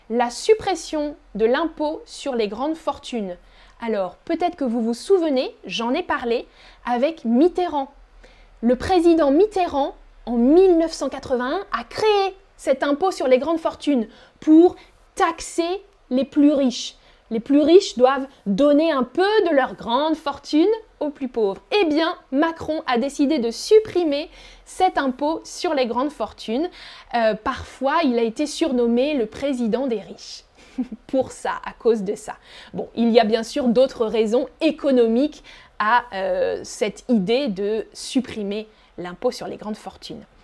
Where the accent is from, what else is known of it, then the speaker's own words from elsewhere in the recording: France; Avant, moi, quand j'étais petite en France, on n'avait pas école le mercredi.